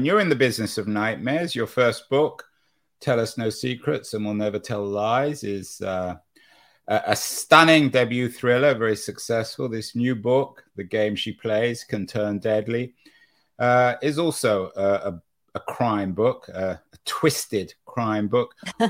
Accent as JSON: {"language": "English", "region": "London", "country": "United Kingdom", "moved": "yes", "lives_now": "California, United States", "said": "She came to London from Boston almost at the same time I came from London to California."}